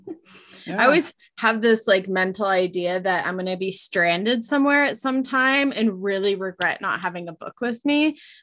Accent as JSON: {"language": "English", "region": "West Coast", "country": "United States", "said": "I was like, you know, I'm from the West Coast."}